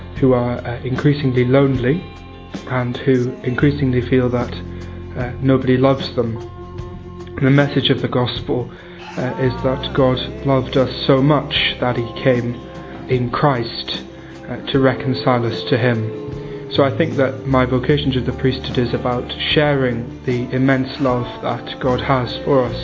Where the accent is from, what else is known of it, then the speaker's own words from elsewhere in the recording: England, United Kingdom; I'm from England.